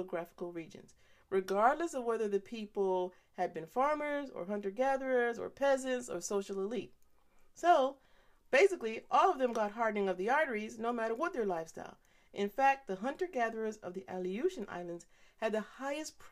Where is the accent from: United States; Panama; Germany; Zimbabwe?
Panama; when I was growing up in Panama.